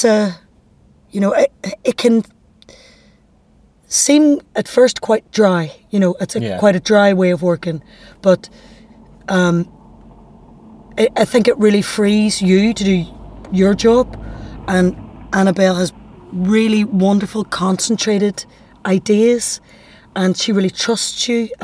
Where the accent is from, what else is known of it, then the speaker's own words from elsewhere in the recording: Derry, Northern Ireland, United Kingdom; accent: Derry; my dairy accent